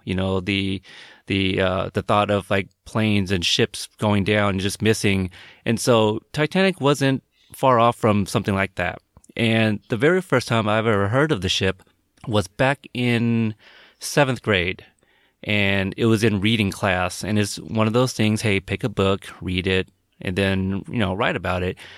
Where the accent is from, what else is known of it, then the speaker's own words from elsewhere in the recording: Portland, United States; also born or lived in Texas; I was born in Texas, but I was raised in Portland, so I don't I don't think I have a, a little Southern accent at all